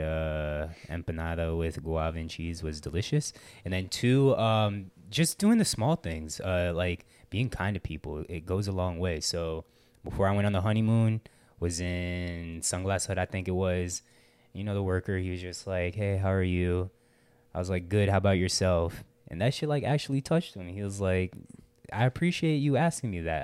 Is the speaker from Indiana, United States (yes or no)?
no; Palm Beach, Florida, United States; I grew up in Palm Beach